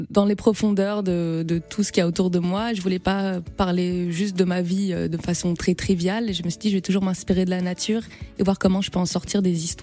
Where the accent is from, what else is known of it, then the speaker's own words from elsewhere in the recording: Guadeloupe; je suis guadeloupéenne et la mangrove, c'est une partie importante du paysage là-bas